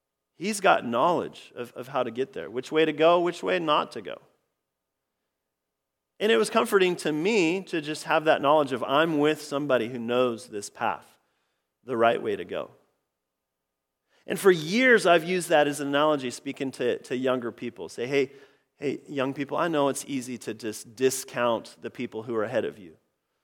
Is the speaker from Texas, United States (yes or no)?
no; Oregon, United States; I grew up in Central Oregon, the Central Cascades, all sorts of just really, really amazing hikes in that area.